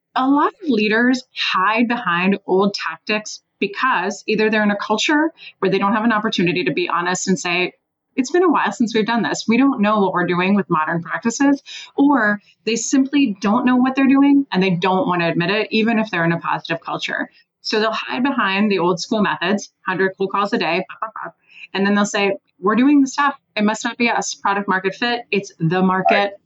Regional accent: Switzerland; now in Washington, D.C., United States; I live in Washington, D.C. I'm originally from Switzerland.

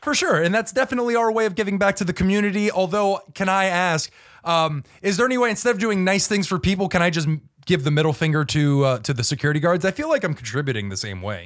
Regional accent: United States

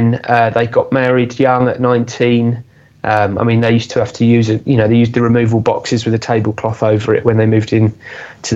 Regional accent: Aylesbury, South East England, United Kingdom; where I grew up in Aylesbury

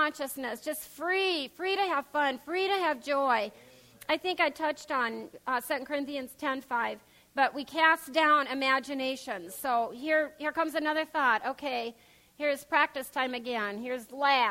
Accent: Pierre, South Dakota, United States; we grew up in Pierce, South Dakota

